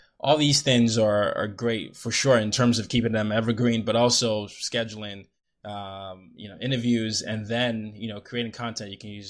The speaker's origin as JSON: {"language": "English", "country": "Nigeria", "said": "I'm Nigerian"}